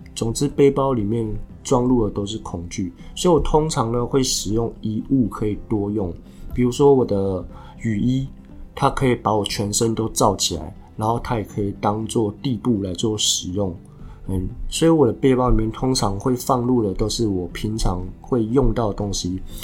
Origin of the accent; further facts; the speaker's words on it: Taiwan; 我是台湾来的啊